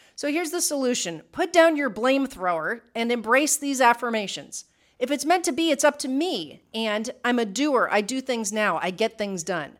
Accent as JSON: {"language": "English", "region": "Midwest", "country": "United States", "tie": "born or raised there", "moved": "as an adult", "lives_now": "Puerto Rico", "said": "we grew up in the Midwest"}